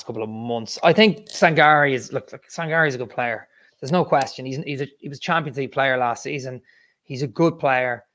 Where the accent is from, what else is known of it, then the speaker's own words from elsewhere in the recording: Ireland; I'm Irish